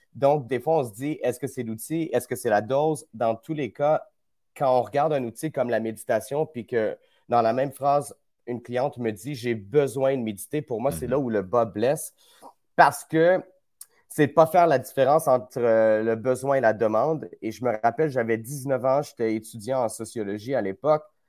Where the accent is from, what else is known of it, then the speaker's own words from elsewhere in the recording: Quebec, Canada; par chez nous au Québec